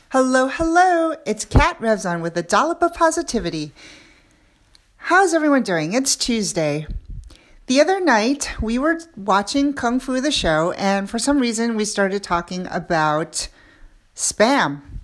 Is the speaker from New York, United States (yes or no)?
yes; New York City, New York, United States; I grew up in New York City